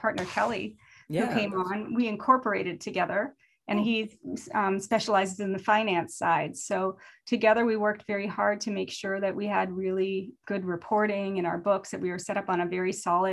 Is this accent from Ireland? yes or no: no; Canada; being Canadian